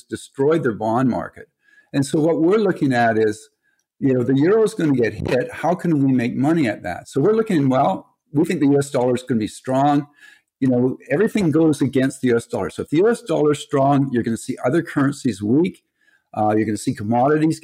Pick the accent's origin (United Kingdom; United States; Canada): Canada; we're Canadian